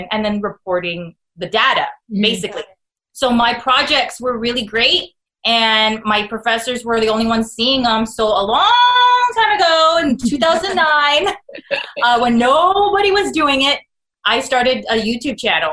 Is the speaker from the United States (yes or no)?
yes; San Antonio, Texas, United States; moved away as an adult; also born or lived in Hollywood, California; I'm from San Antonio, born and raised on the South Side, but my entire adult career was spent in Hollywood, California